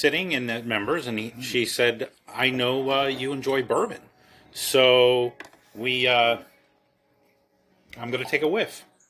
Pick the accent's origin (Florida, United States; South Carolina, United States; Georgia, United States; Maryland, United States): Maryland, United States; Baltimore; I'm from Baltimore, so I'm just going to call him the hun, because, you know, that's what we say.